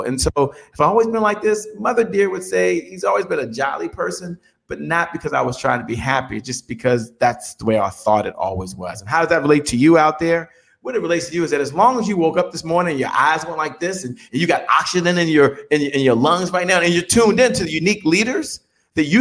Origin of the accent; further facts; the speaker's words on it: Dale City, Virginia, United States; I grew up in Dale City, Virginia, in Washington, D.C.